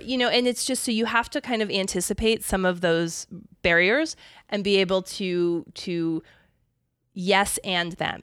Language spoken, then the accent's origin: English; Pennsylvania, United States; moved away; also born or lived in Arizona; I grew up in Pennsylvania, so it's, I mean, I didn't, I haven't lived there for a very long time